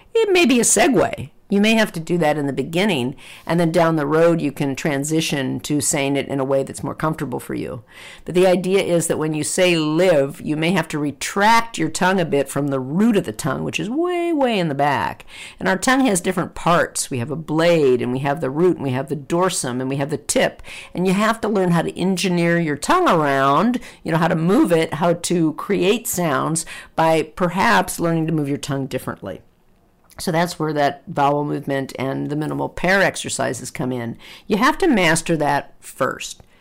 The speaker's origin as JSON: {"language": "English", "country": "United States", "said": "As American English speakers"}